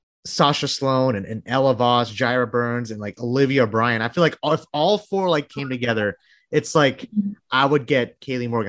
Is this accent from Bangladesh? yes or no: yes; Bangladesh; moved away; My mom's a, she's a recording artist from back home. I'm from Bangladesh